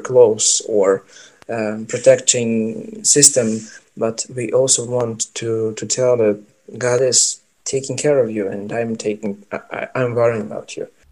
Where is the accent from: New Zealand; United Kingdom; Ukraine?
Ukraine; also born or lived in Kyiv; I'm from Ukraine